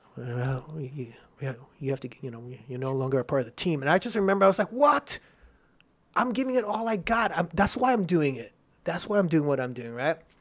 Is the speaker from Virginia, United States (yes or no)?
no; Rosemead, California, United States; also born or lived in Houston, Texas; I grew up in Rosemead